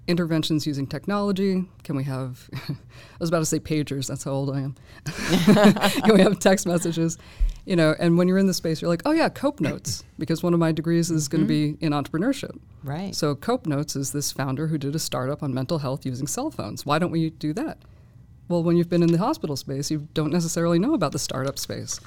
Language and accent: English; Boston, Massachusetts, United States; moved away; also born or lived in Fort Bragg; I'm from Boston